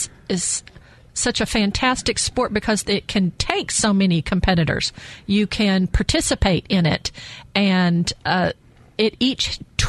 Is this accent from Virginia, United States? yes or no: no; Arkansas, United States; moved away as an adult; also born or lived in Texas; I grew up in Arkansas, but then I went to the University of Texas.